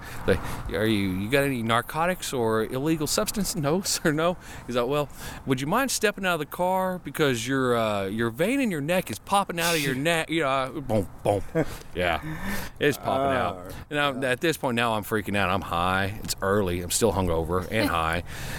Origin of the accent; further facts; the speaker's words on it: United States; we got to cross back over into U.S., into my home country, the fatherland.